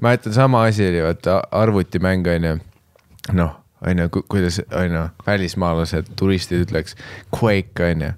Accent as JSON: {"language": "Estonian", "country": "Estonia", "said": "me oleme eestlased"}